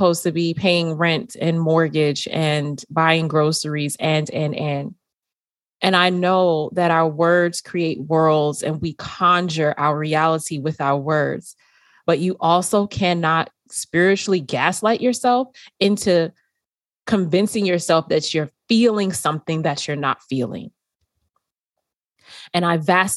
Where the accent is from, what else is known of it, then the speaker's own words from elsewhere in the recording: New York City, New York, United States; When I grew up in New York City